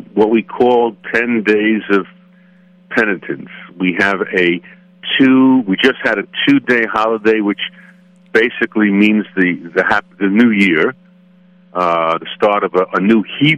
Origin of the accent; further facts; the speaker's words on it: United States; as I would speak as an American